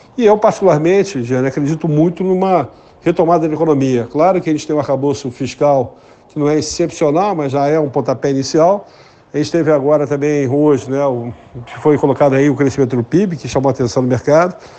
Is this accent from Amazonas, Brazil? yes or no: no; Rio de Janeiro, Brazil; moved away; also born or lived in Igrejinha, Rio Grande do Sul; Eu, como carioca